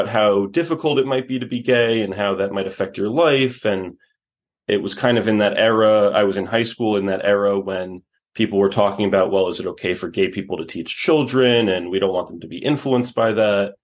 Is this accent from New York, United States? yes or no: yes; New York City, New York, United States; moved away as an adult; now in Los Angeles, United States; I grew up in New York City, and I now live out here in Los Angeles